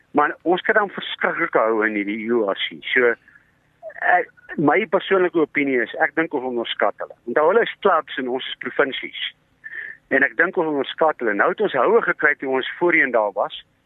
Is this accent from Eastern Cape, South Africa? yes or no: no; East Rand, Gauteng, South Africa; ek is van die Oosrand